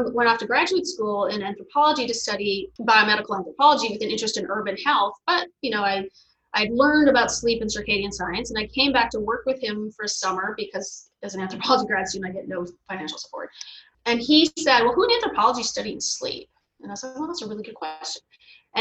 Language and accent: English; Fargo, North Dakota, United States; also born or lived in Montreal, Canada; now in Chicago, United States; I'm from Fargo, North Dakota